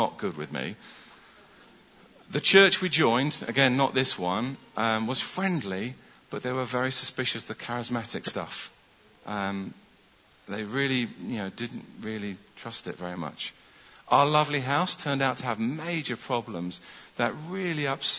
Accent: London, United Kingdom; moved away as an adult; also born or lived in Stockport, Greater Manchester / Bramhall, South Manchester; I was born in North London, and in 1985 I went to Manchester to study medicine.

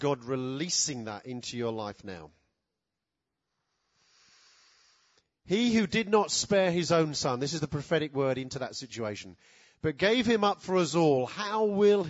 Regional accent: United Kingdom; us as British people

